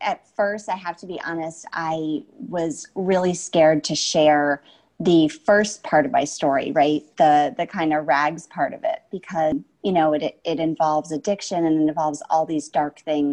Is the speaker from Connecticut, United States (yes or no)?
yes; Connecticut, United States; I'm this girl from Connecticut